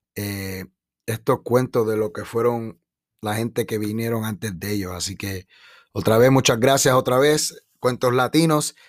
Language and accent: Spanish; Chicago, Illinois, United States; also born or lived in Puerto Rico; de mi niñez ah, aquí en Chicago